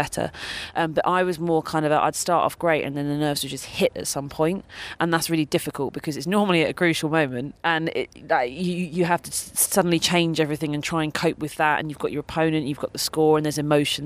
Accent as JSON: {"language": "English", "country": "United Kingdom", "said": "I'm British and everybody lives here. My aunt lives in Southfields, down the road"}